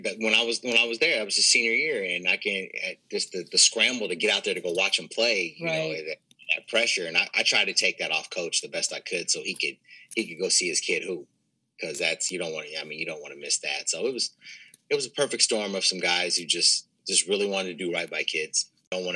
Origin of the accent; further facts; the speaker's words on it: Kansas City, United States; moved away; I'm from Kansas City and I have a lot of people from back home